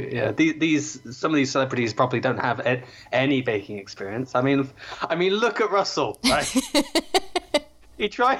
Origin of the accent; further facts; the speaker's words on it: Worcestershire, West Midlands, United Kingdom; I grew up in Worcestershire on a farm